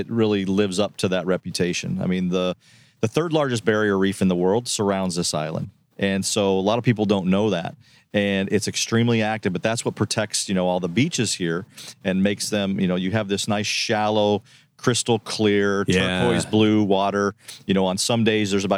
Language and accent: English; Colorado, United States; I'm from Colorado